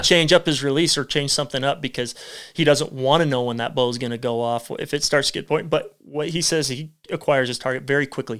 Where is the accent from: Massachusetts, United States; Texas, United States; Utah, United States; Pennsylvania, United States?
Utah, United States; St. George; also born or lived in Hurricane, Utah / Enterprise, Utah / Idaho; we were born here, I was born in Saint George.